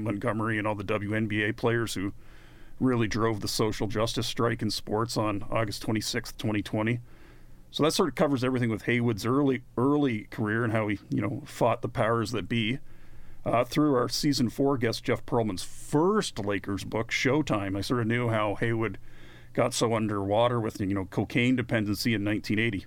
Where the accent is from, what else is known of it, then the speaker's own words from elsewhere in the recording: Canada; we're Canadian